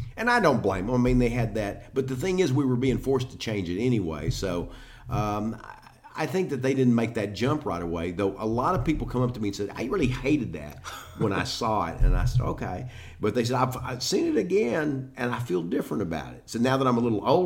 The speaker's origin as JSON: {"language": "English", "region": "Texas", "country": "United States", "said": "I'm from Texas, and I've got the tone for"}